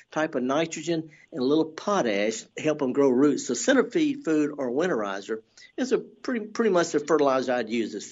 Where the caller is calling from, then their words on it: Forest, Mississippi, United States; I'm calling from Forest